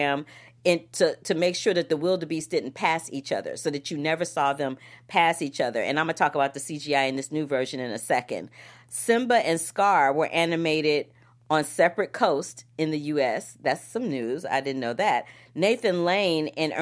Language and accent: English; St. Louis, Missouri, United States; my hometown, St. Louis, Missouri